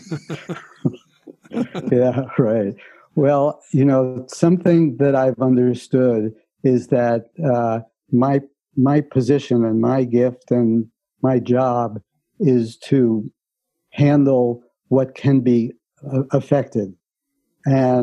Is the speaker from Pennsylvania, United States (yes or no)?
no; New York City, New York, United States; I grew up in the Bronx